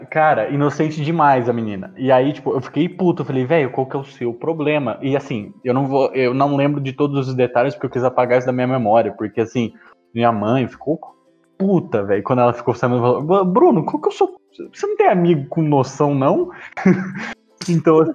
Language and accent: Portuguese; Campinas, São Paulo, Brazil; Eu sou de Campinas, então né, já está no eixo sudeste